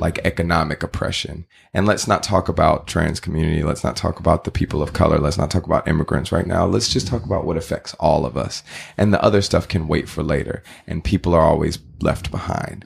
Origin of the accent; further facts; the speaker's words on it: Texas, United States; now in California, United States; I grew up in Texas